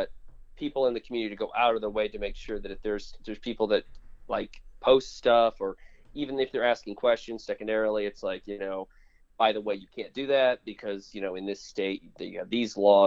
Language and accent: English; Florida, United States; I grew up in Florida